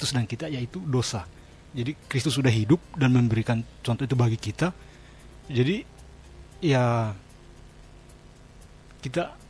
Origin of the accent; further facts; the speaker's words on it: Kupang, East Nusa Tenggara, Indonesia; saya kan dari Kupang jadi apa kultur maupun atmosfer belajar di sana ada beda dengan di sini